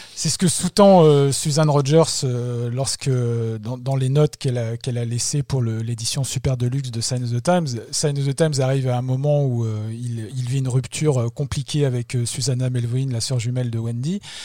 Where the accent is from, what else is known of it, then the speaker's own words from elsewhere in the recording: France; nous, en tant que Français